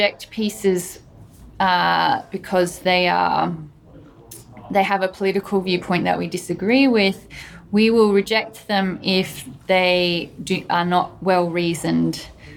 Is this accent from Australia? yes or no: yes; Australia; I'm Australian